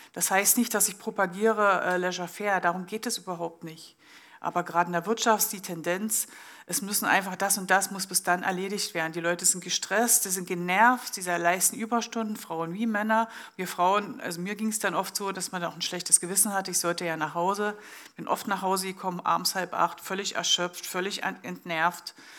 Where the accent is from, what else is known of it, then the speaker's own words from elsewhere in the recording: Germany; now in Switzerland; ich komme ursprünglich aus Deutschland